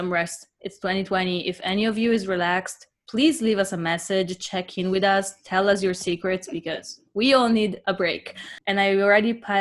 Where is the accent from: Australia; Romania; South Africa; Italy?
Italy; moved away; growing up in Italy, a lot of our holidays